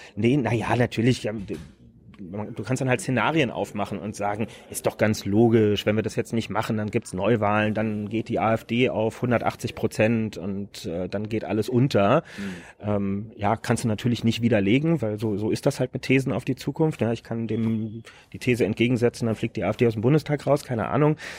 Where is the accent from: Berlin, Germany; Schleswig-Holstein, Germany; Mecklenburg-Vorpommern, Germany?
Berlin, Germany; ich bin Berliner